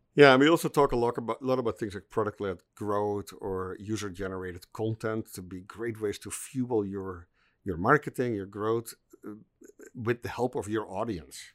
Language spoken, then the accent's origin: English; Netherlands; I'm, I'm from the Netherlands